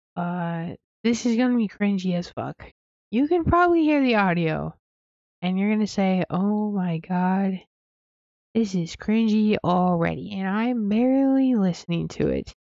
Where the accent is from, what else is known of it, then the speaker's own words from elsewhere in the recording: Wyoming, United States; moved away; I'm from Wyoming.